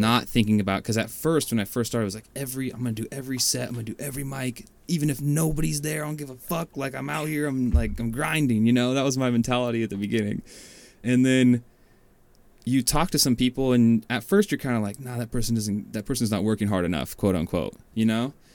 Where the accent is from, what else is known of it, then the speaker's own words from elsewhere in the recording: Washington, United States; moved away as an adult; also born or lived in Bay Area, California; now in California, United States; I am from Washington